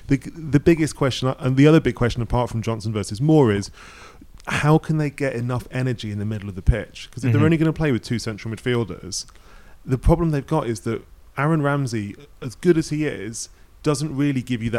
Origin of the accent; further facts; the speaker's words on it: England, United Kingdom; You know, growing up in England, you were in the 90s, like Scotland were good